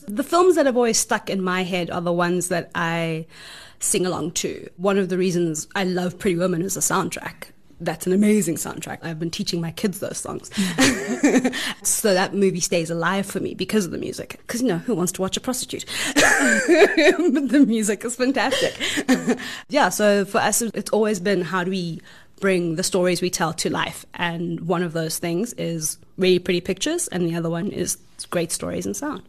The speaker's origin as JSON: {"language": "English", "country": "South Africa", "said": "We're South African filmmakers"}